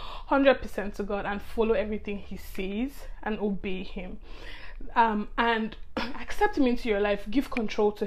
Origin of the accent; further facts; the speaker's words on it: Nigeria; I'm from Nigeria, which is in Africa